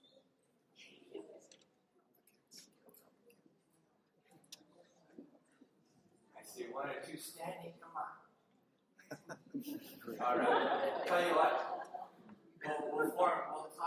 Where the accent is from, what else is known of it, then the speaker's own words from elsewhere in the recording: California, United States; my four brothers and I were born and raised in California